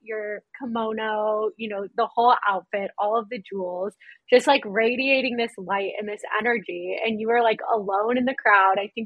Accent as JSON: {"language": "English", "town": "St. Louis", "region": "Missouri", "country": "United States", "tie": "born or raised there", "moved": "yes", "said": "where were you guys born? And me and Peter said, St. Louis"}